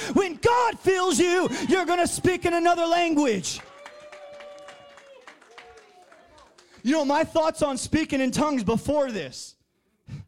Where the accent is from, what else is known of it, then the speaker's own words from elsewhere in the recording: New Jersey, United States; I'm from Jersey